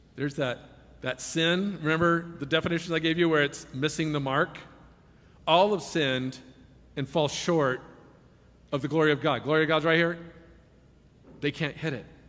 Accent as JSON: {"language": "English", "area": "Silicon Valley", "region": "California", "country": "United States", "tie": "born or raised there", "said": "I was raised in Silicon Valley"}